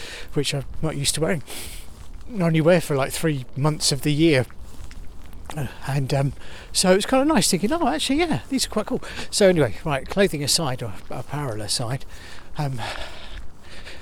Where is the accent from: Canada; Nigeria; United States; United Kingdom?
United Kingdom; Enfield, London; it's through Enfield, so I'm just walking through my home town